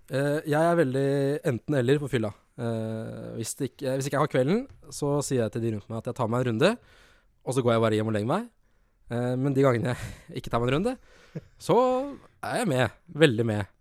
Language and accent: Norwegian; Lillehammer, Innlandet, Norway; som lillehamring